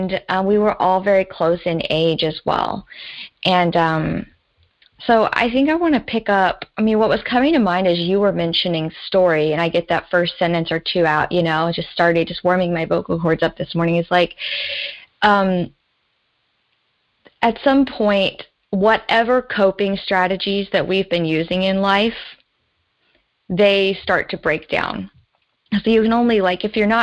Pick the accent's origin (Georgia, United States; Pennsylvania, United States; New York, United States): Georgia, United States; moved away; also born or lived in Washington State; I was from the South, and I still really see my roots down in the South, in the southeastern United States, in Georgia